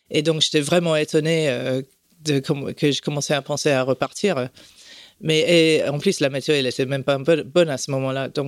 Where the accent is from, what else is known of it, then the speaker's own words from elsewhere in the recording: France; also born or lived in Canada / Puerto Rico; Non, j'ai grandi en France, au Canada, à Porto Rico.